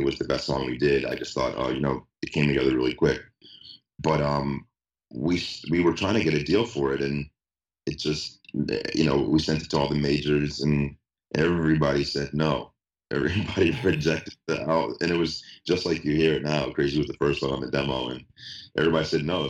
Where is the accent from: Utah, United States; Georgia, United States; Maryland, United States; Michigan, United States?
Georgia, United States; Atlanta; moved away; I'm from Atlanta